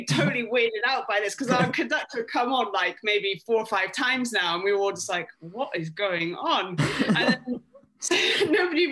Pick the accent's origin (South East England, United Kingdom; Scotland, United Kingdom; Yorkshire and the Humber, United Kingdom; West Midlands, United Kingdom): Scotland, United Kingdom; now in London, United Kingdom; being Scottish